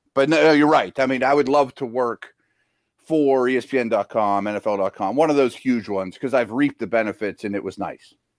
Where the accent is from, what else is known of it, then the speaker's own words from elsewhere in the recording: Pittsburgh, Pennsylvania, United States; I like my hometown. My parents are getting up in age. I wanna be here